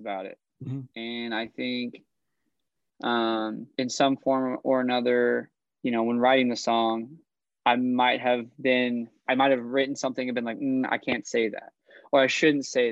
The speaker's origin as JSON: {"language": "English", "region": "Idaho", "country": "United States", "said": "I'm from Idaho"}